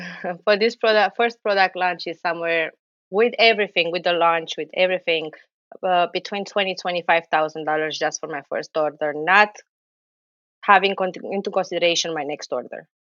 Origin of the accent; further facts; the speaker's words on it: Romania; now in New Jersey, United States; I'm Romanian, but living in New Jersey